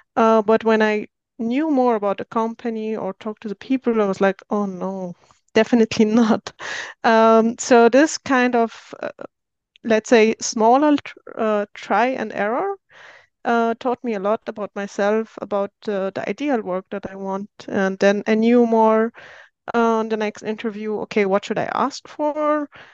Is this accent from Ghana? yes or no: no; Syria; moved away as an adult; now in Austria; I'm originally from Syria, but I've been living in Austria for ten years, so I'm Austrian now.